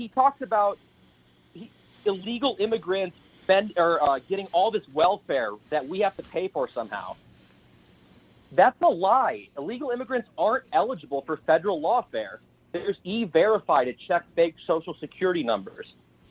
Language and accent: English; Saint Paul, Minnesota, United States; from St. Paul.